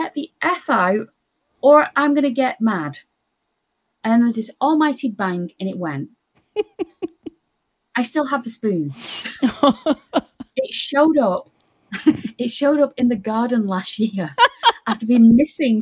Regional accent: Lancashire, North West England, United Kingdom; moved away; I'm from Lancashire.

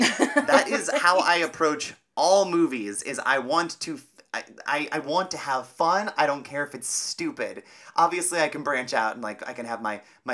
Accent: Cleveland, Ohio, United States; I'm from Cleveland

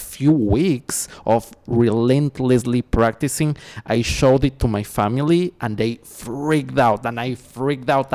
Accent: Ecuador; now in Los Angeles, United States; I was born and raised in Ecuador. Nowadays I'm based in Los Angeles.

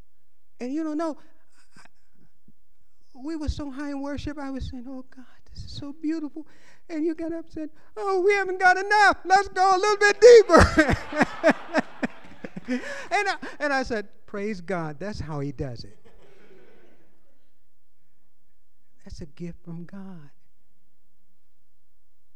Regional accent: Louisiana, United States; moved away as an adult; now in California, United States; I was born in Louisiana

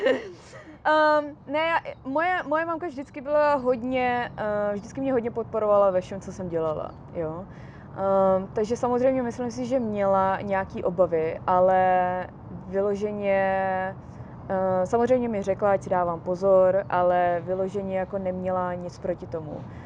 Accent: Česká Kamenice, Ústí nad Labem Region, Czechia; now in Los Angeles, United States; já žiju v Los Angeles, ale jsem z České kamenice

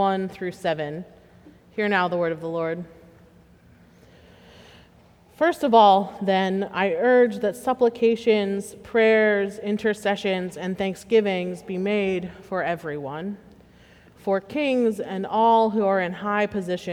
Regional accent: Pittsburgh, Pennsylvania, United States; I hail from Western Pennsylvania, and I am quite proud to be from Pittsburgh

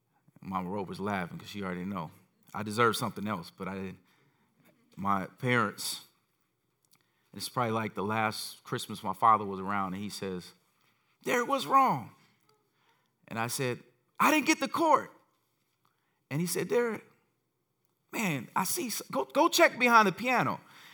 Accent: Gary, Indiana, United States; growing up in Gary, we only saw the Chicago channels

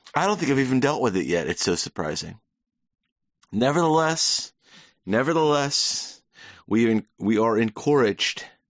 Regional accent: United States; I'm an American.

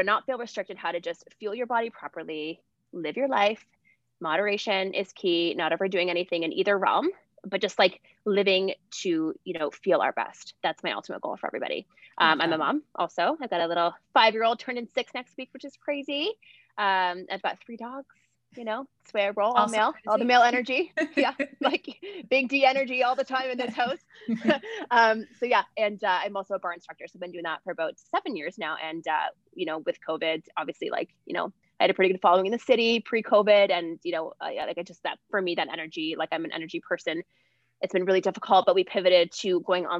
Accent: Ontario, Canada; also born or lived in California / Nashville; now in Calgary, Canada; I'm originally from Ontario. I've lived all over the place, lived in, you know, Cali, Nash, in Calgary now.

